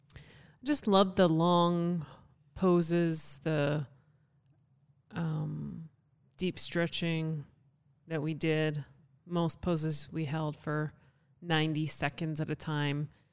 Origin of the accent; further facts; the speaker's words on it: Canada; also born or lived in Calgary; now in United States; consider Canada home. I'm a Canadian citizen.